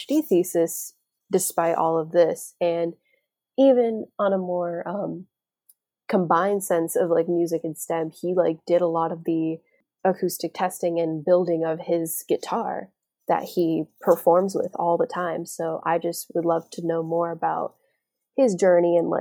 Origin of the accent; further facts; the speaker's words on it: Florida, United States; I'm from Florida. I live in a tropical